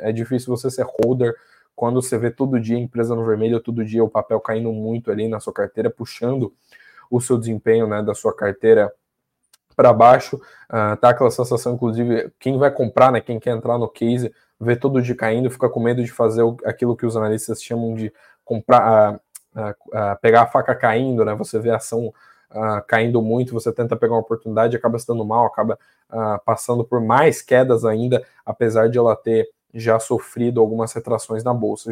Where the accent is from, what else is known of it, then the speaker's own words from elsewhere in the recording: Santa Catarina, Brazil; minha terra, de onde eu nasci, lá de Santa Catarina